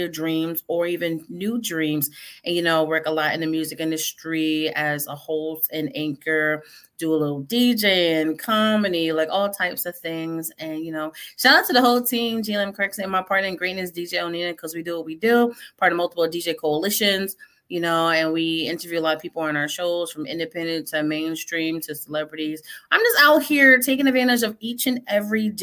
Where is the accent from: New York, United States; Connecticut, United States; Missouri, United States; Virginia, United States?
Connecticut, United States; now in Indiana, United States; I'm not from Florida. I'm originally from Connecticut